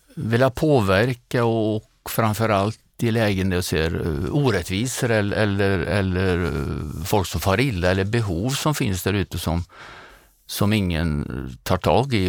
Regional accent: Grums, Värmland, Sweden; accent: Värmland dialect; also born or lived in Åmotfors; now in Nyköping, Sweden; Har man växt upp i Åmotfors och Grums så passar en by utanför Nyköping bättre än, än Kungsholmen och jag bor där nu

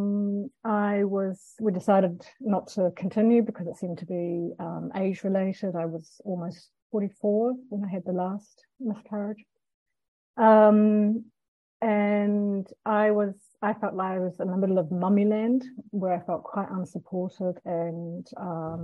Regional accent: Christchurch, Canterbury, New Zealand; now in Denmark; I'm from Aotearoa, New Zealand

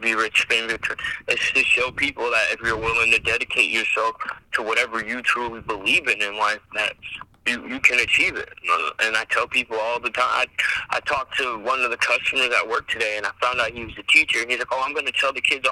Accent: Virginia, United States; here in my home state

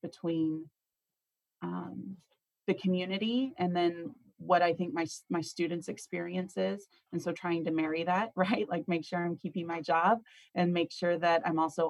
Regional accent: La Vernia, Texas, United States; I grew up in Lavernia, Texas

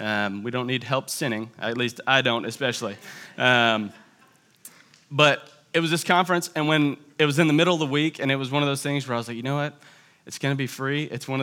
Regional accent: Tallahassee, Florida, United States; I am from Tallahassee, Florida. And if you hear a little bit of an accent, that's because Tallahassee is not like the rest of Florida

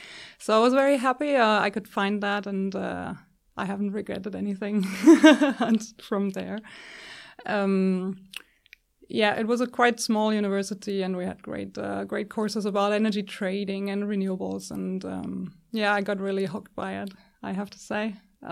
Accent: Germany; I grew up in Germany, and I got interested in energy, renewable energy, pretty early, already in high school, I guess.

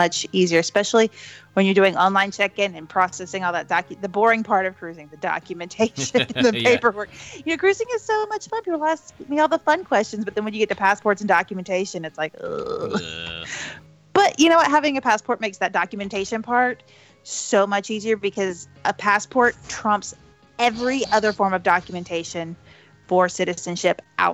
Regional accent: Florida, United States; also born or lived in Boston; I was born in Florida

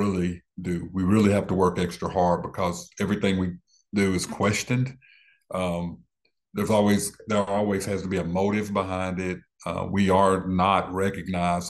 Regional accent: Dallas, Texas, United States; I was born in West Dallas

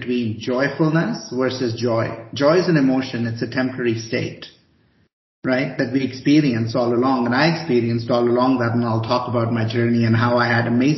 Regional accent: India; also born or lived in Chicago, United States; now in Boulder, United States; I grew up in India

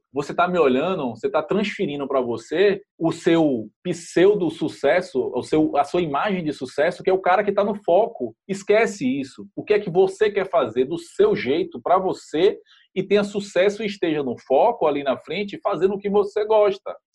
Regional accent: Salvador, Bahia, Brazil; eu sou de Salvador, Bahia, lógico

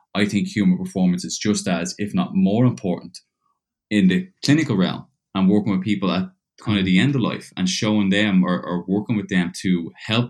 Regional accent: Dublin, Leinster, Ireland; moved away as an adult; also born or lived in Georgia, United States; now in Perth, Australia; I was born and raised in Dublin, Ireland, till I was about 18.

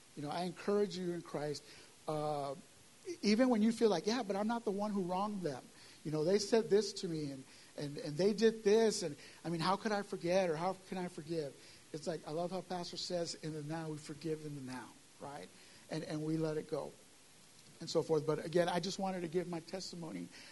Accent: San Antonio, Texas, United States; now in Hebbronville, United States; I'm from San Antonio

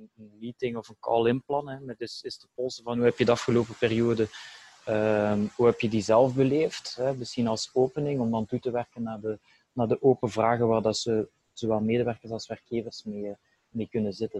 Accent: Belgium; bij wij als Belgen

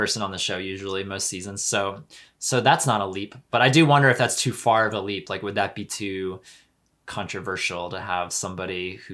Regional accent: Pennsylvania, United States; where I grew up in Pennsylvania

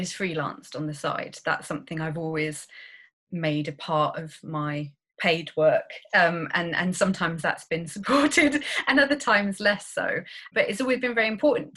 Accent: Cambridge, East of England, United Kingdom; I'm from Cambridge in the UK, obviously, and I'm an only child, so I think I probably got a lot more attention than other children might do. Yeah, I grew up in Cambridge

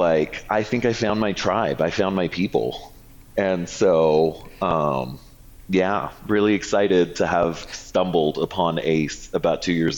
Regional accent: Toronto, Ontario, Canada; So I grew up in a suburb of Toronto, Canada. And my home park was Canada's Wonderland.

